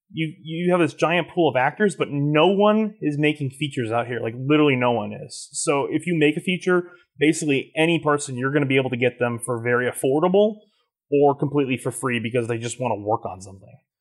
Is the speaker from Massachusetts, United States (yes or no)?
no; Plainfield, Illinois, United States; born or raised there; also born or lived in Joliet, Illinois